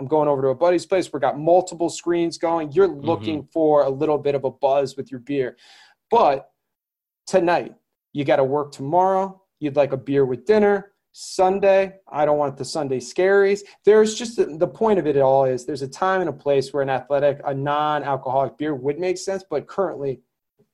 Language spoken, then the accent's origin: English; Connecticut, United States; where I grew up in Connecticut